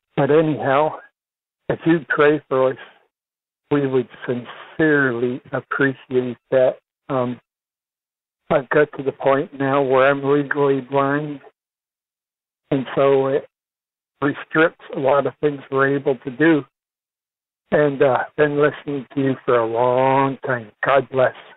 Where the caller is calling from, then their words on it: Philippines; I am calling you from the Philippines. I have a ministry here, uh, almost seventeen years now